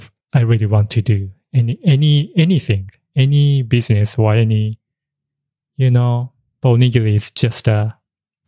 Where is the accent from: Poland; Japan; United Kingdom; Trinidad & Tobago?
Japan; English is a second language; moved away; also born or lived in Tokyo, Japan; he stayed in the countryside when originally I grew up.